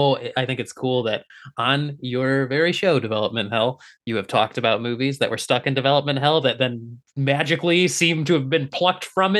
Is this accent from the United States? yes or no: yes; Detroit, Michigan, United States; moved away; I grew up in the Metro Detroit area, so I got Canadian television, like, all the time.